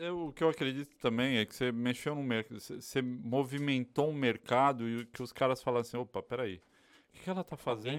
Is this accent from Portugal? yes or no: no; Bahia, Brazil; moved away; also born or lived in São Paulo; eu sou baiano